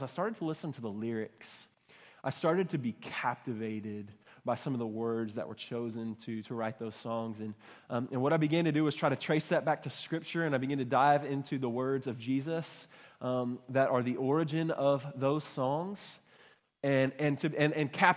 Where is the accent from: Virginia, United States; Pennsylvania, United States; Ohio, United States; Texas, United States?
Texas, United States; Baytown; I grew up in Baytown, Texas, so not too far from here